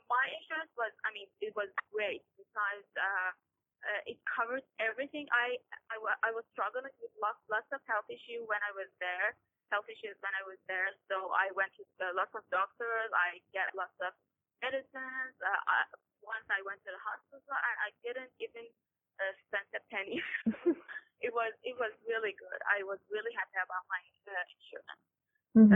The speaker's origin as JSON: {"language": "English", "country": "Iran", "said": "I'm from Iran"}